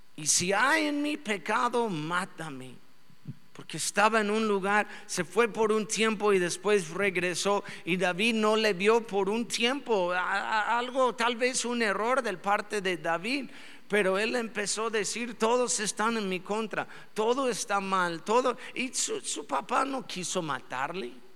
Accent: Mexico; somos buenos mexicanos

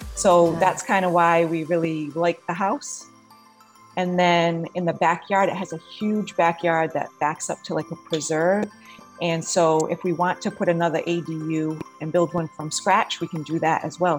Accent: New England, United States; moved away as an adult; now in Florida, United States; Originally, I'm from New England, and I've lived in Florida for about seven years now.

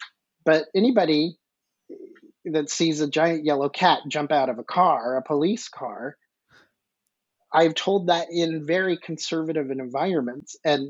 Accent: the South, United States; Well, being a Southerner, you'll appreciate

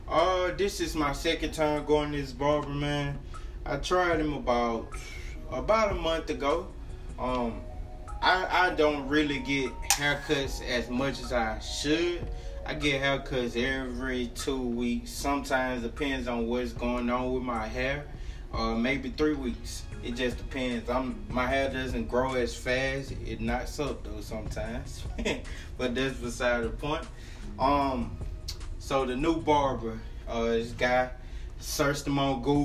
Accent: Louisiana, United States; also born or lived in Natchitoches, Louisiana; now in Texas, United States; I'm from Louisiana

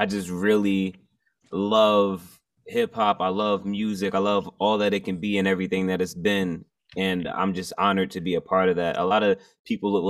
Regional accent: Montclair, New Jersey, United States; I'm from Montclair, New Jersey

